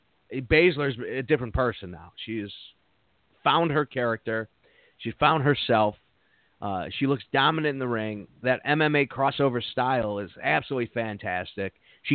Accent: Midwest, United States; I go to Portillo's. I'm from the Midwest.

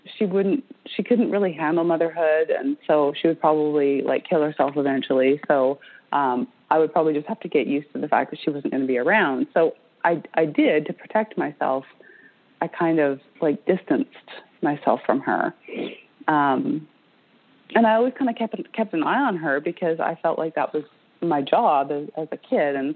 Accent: British Columbia, Canada; I grew up in British Columbia on the west coast of Canada.

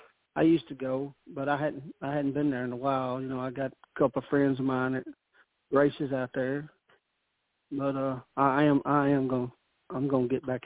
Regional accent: the South, United States; I'm from the South, right?

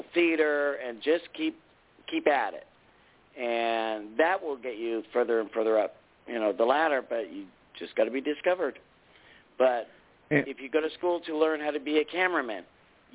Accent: Los Angeles, California, United States; also born or lived in Winnipeg, Canada; I grew up in L.A. I live in L.A.

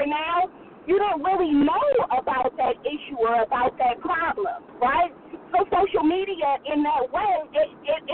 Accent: Oakland, California, United States; I'm from the Bay Area. I'm from Oakland, to be specific

